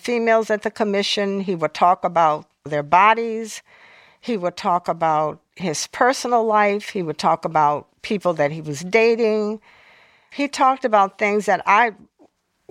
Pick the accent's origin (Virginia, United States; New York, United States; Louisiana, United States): Louisiana, United States; New Orleans; growing up in New Orleans. I grew up in a very volatile period.